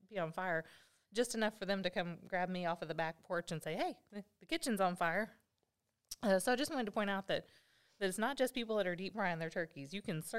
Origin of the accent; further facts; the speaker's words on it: Arkansas, United States; we're from Arkansas.